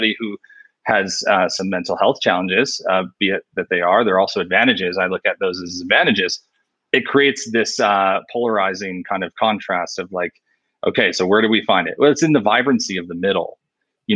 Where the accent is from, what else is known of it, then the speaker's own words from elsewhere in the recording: New York, United States; I'm from New York